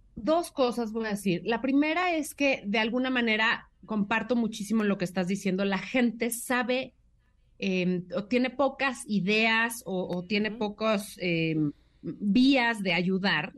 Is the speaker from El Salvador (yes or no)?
no; Mexico